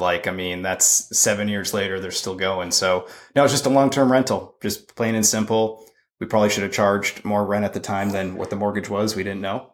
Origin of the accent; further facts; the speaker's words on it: Boston, Massachusetts, United States; moved away as an adult; also born or lived in California / Knoxville, Tennessee; I'm originally from Boston.